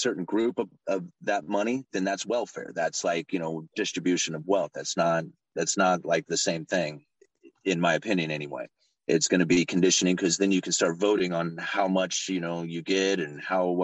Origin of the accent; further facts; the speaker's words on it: Portland, Oregon, United States; I'm from Portland, Oregon. I'm outside of Portland. I'm out on the coast, but Portland is the closest city to me. And when I was a kid, Portland was a beautiful place.